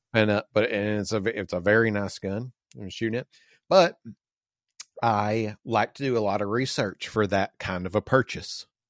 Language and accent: English; the South, United States; moved away; we grew up in the South and sorta like we got used to o, owning and shooting guns